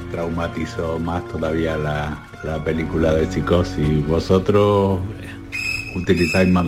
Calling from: Seville, Andalusia, Spain; Buenas tardes, cafetero, Soy … de Sevilla.

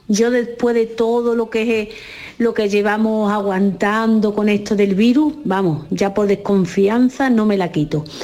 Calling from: Jaén, Andalusia, Spain; Hola, buenos días. Yo soy … de Jaén.

